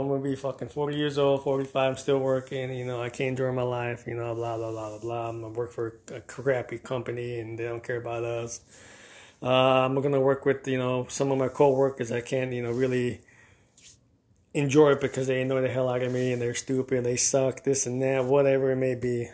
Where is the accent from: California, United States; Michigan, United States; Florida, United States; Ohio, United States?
Florida, United States; Miami; I grew up in Miami, the three oh five, Dade County